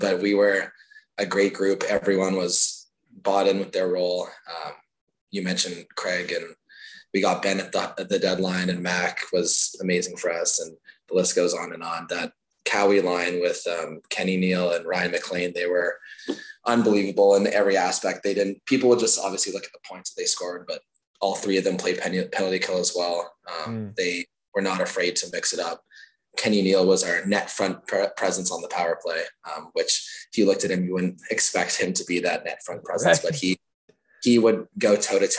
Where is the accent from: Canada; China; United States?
Canada; Nepean, Ontario; I grew up in Nepean, was a Nepean minor hockey kid